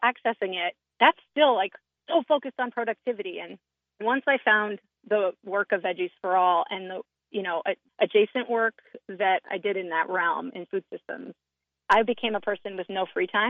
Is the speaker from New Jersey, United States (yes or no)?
yes; New Jersey, United States; now in Maine, United States; I'm from New Jersey